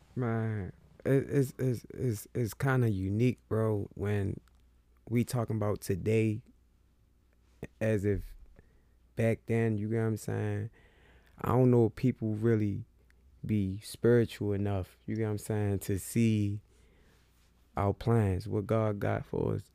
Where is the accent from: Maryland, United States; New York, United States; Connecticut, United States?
Maryland, United States; Baltimore; I'm from Baltimore.